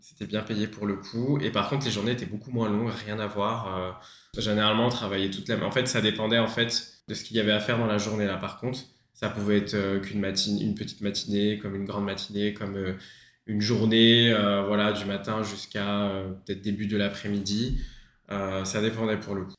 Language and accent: French; Paris, Île-de-France, France; moved away as an adult; now in Australia; je suis originaire de Paris